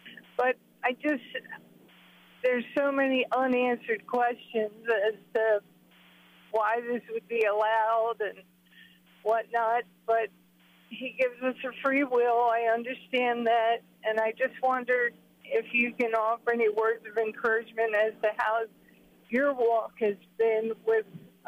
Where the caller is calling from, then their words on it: Centreville, Maryland, United States; I'm calling from Centerville, Maryland.